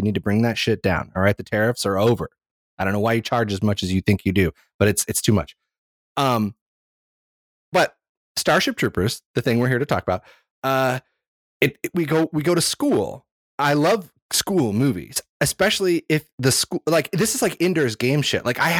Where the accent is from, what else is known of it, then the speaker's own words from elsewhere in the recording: Ireland; I'm Irish.